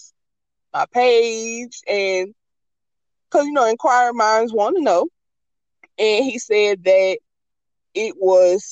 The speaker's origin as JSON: {"language": "English", "region": "the South", "country": "United States", "said": "I'm from the South"}